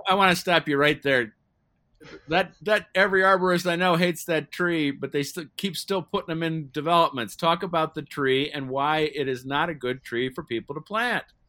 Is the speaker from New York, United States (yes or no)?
no; Ohio, United States; I was growing up in Ohio